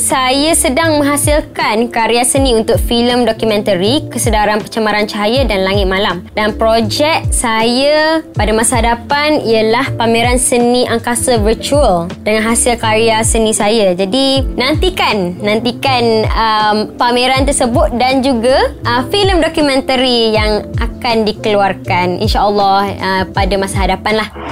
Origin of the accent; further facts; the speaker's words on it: Kota Bharu, Kelantan, Malaysia; Saya dilahirkan di Kota Kinabalu Sabah dan membesar di Kota Baru Kelantan.